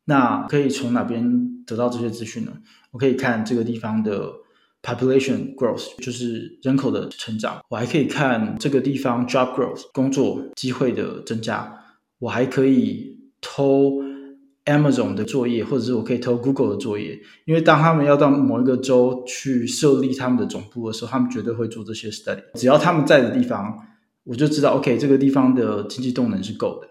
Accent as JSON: {"language": "Chinese", "country": "Taiwan", "said": "我自己是来自于台湾的台湾囡仔"}